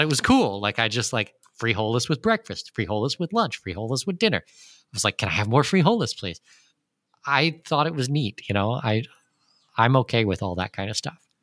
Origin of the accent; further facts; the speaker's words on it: southwestern Ontario, Canada; moved away as an adult; also born or lived in Germany / United Arab Emirates / Brazil; now in Panama; I'm born and raised in southwestern Ontario